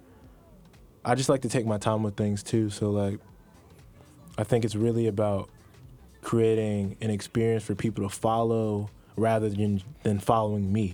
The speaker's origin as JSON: {"language": "English", "region": "New Jersey", "country": "United States", "said": "I'm from New Jersey"}